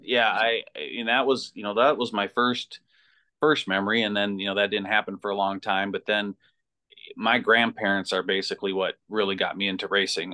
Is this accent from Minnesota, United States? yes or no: yes; North Branch, Minnesota, United States; I grew up in North Branch. Uh, went, graduated from North Branch High School